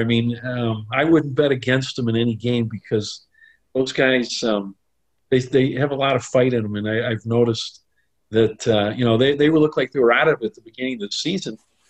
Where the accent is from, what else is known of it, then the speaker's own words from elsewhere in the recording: Joliet, Illinois, United States; I grew up in Joliet, suburb of Chicago.